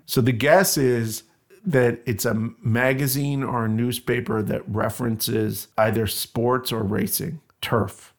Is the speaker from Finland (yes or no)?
no; Canada; I'm Canadian